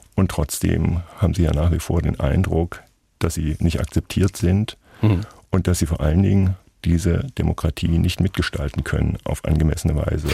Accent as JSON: {"language": "German", "region": "Thuringia", "country": "Germany", "tie": "born or raised there", "accent": "Thuringian", "said": "Ich bin ja kein Sachse, sondern Thüringer. Ich habe auch als Kind Thüringer Dialekt gesprochen"}